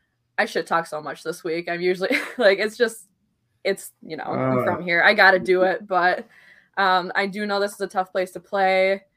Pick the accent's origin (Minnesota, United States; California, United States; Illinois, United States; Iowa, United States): Minnesota, United States; I obviously need my team to come into my home state